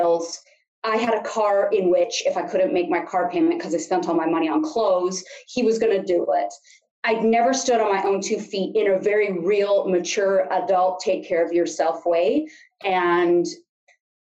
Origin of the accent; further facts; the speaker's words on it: Sunshine Coast, British Columbia, Canada; now in Kamloops, Canada; if there's anyone watching from the Sunshine Coast, that's where I hail from